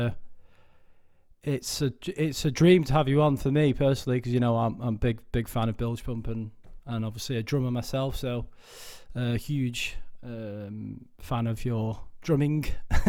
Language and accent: English; Wigan, North West England, United Kingdom; I'm from Wigan